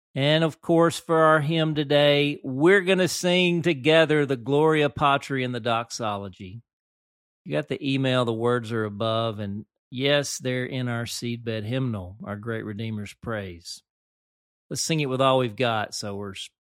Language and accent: English; Dumas, Arkansas, United States; Growing up in the First United Methodist Church of Dumas, Arkansas